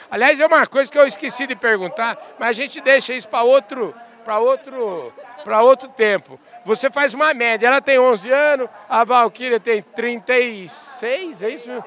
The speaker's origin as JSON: {"language": "Portuguese", "town": "Uberlândia", "region": "Minas Gerais", "country": "Brazil", "lives_now": "São Paulo, Brazil", "said": "Lá em Minas, eu sou de Minas"}